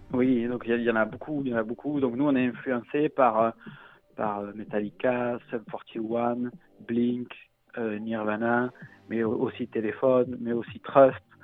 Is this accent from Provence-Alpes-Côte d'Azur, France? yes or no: yes; Marseille, Provence-Alpes-Côte d'Azur, France; accent: Marseillais; j'ai l'accent marseillais